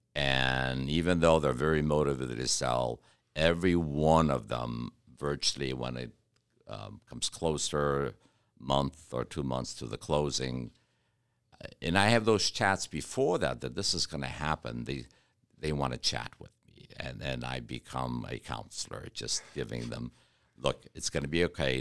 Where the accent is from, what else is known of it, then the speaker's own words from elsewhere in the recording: Detroit, Michigan, United States; now in Kentucky, United States; I'm from Detroit